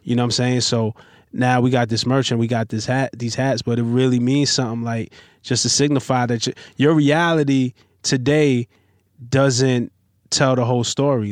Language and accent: English; New York City, New York, United States; I'm from Flatbush, Brooklyn